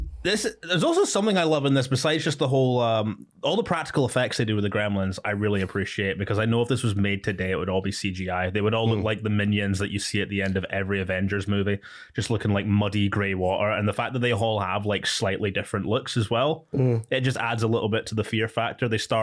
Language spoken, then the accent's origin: English; Dubai, United Arab Emirates; now in United Kingdom; Mate, all the melanin that I had from growing up in Dubai disappeared as soon as I moved back to Scotland and just stayed all, spent all my time in the house.